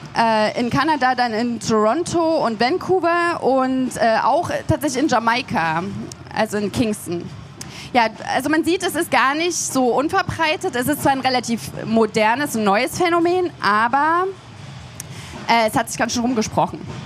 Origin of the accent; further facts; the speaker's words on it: Leipzig, Saxony, Germany; ich komme aus Leipzig